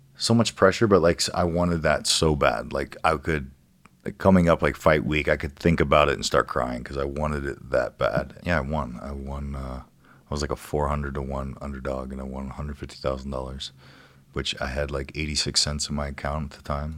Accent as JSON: {"language": "English", "region": "Ohio", "country": "United States", "tie": "born or raised there", "moved": "as an adult", "lives_now": "California, United States", "said": "where I grew up in Ohio"}